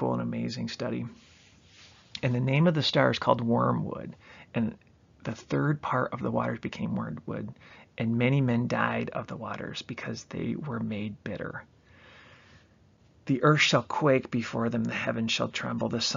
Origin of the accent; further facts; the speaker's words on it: Chicago, Illinois, United States; also born or lived in Michigan; I'm from the Chicagoland area